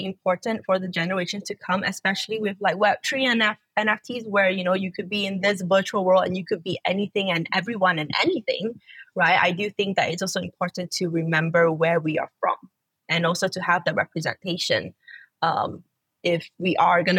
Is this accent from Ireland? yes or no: no; Malaysia; I've always been in Malaysia.